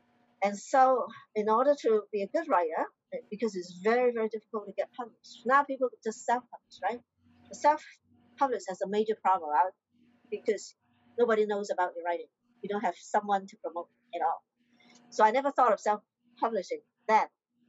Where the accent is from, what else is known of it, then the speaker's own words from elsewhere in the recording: Hong Kong; English is a second language; I'm a Chinese from Hong Kong.